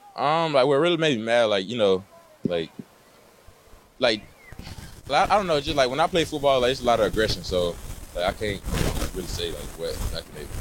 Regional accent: Alabama, United States; now in Texas, United States; I'm originally from Alabama

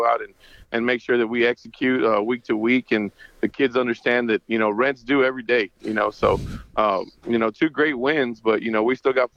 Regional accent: Harlingen, Texas, United States; I'm from Harlingen

